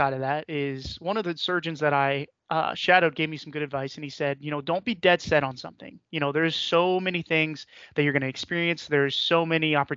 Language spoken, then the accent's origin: English; Northeast Ohio, United States; I was born here in Northeast Ohio. I've spent the majority of my life here in the Northeast Ohio.